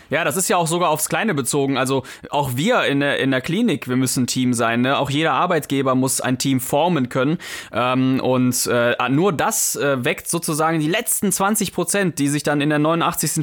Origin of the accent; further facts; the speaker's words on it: Mönchengladbach, North Rhine-Westphalia, Germany; wir kommen ja ich jedenfalls aus Mönchengladbach